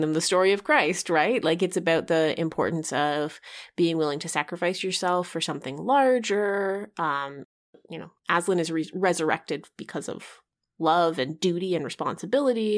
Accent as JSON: {"language": "English", "country": "Canada", "tie": "born or raised there", "said": "growing up in Canada"}